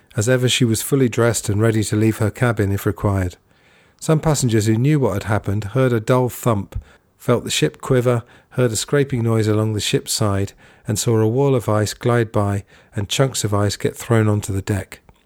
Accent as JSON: {"language": "English", "region": "England", "country": "United Kingdom", "tie": "born or raised there", "said": "when I was growing up in England"}